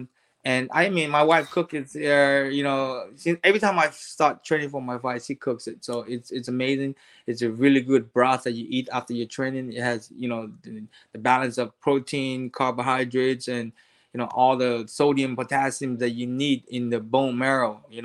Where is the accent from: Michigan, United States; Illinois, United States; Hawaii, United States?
Hawaii, United States; I grew up in Hawaii